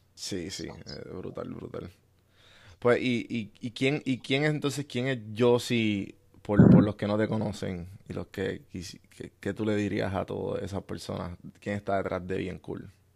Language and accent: Spanish; Puerto Rico; moved away; estoy fuera de Puerto Rico y cada vez que me doy un café de mi tierra borincana